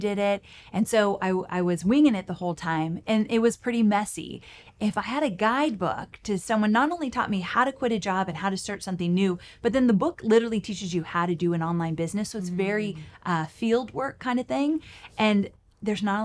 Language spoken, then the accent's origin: English; Southern California, United States; moved away as an adult; now in Nashville, United States; I'm a Southern California girl